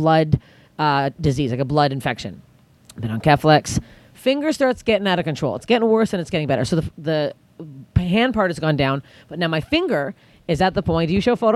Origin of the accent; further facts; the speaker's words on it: Canada; I'm Canadian